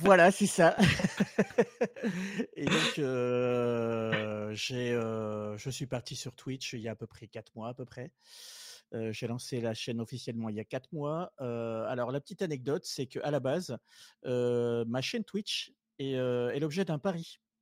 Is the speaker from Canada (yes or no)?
no; southern France, France; moved away as an adult; je suis originaire du sud à la base. je suis monté après mon adolescence dans le nord.